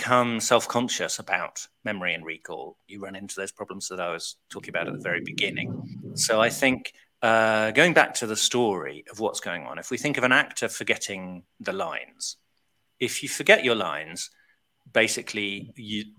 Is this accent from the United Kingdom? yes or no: yes; United Kingdom; I'm so British